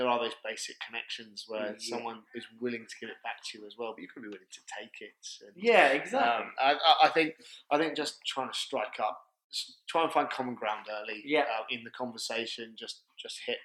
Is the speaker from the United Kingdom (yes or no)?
yes; Cornwall, South West England, United Kingdom; now in Australia; I'm originally Cornish, came over here to play a bit of rugby